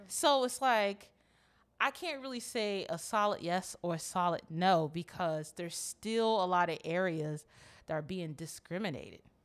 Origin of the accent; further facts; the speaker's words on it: United States; growing up in Montgomery County